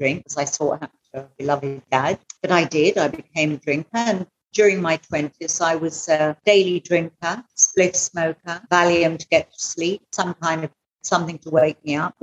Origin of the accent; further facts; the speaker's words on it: England, United Kingdom; moved away as an adult; now in Goa, India; I'm from England originally.